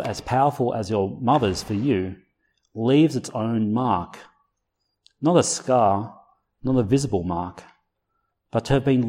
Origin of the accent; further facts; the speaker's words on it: Blue Mountains, New South Wales, Australia; I grew up in the Blue Mountains